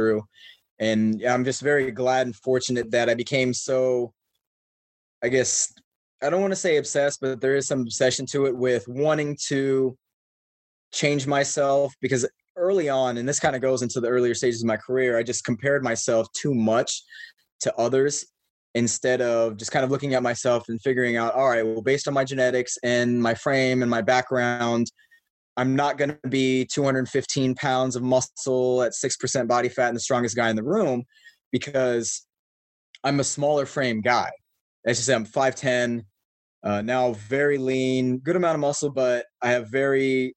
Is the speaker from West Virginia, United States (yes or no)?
no; Shawnee, Kansas, United States; I grew up in Kansas in a city called Shawnee. It's a suburb of Kansas City.